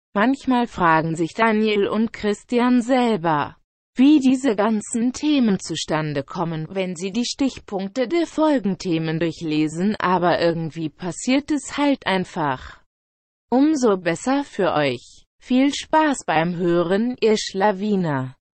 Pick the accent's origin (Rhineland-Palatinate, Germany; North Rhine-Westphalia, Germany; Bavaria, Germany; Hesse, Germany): Hesse, Germany; Allendorf; wo ich aufgewachsen bin, meine Hometown Allendorf